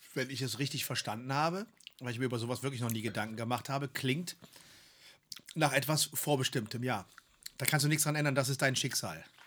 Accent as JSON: {"language": "German", "country": "Germany", "said": "wir sind aus Deutschland"}